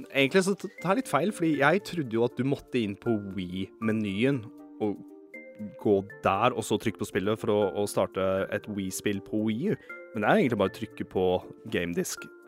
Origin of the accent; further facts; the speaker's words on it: Eastern Norway, Norway; accent: Østlandsdialekt (Eastern Norwegian); min dialekt, da. Østlandsdialekt